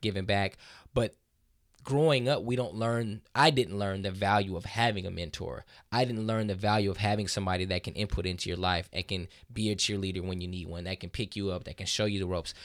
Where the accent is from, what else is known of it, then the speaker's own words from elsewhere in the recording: Southern California, United States; I grew up in Southern California